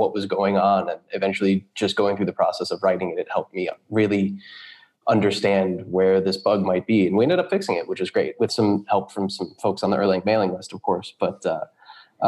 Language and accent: English; United States; moved away as an adult; also born or lived in California / New York; now in Berlin, Germany; I am a programmer based in Berlin, Germany. I'm American, though. We've lived here in Berlin for the last 3 years. Before that, we were in California. And before that, New York.